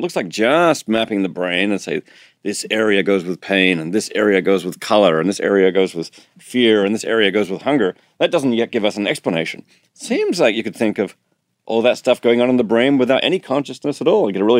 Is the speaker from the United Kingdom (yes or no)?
no; Australia; And although I'm Australian, I'm not very good at surfing, I'm afraid.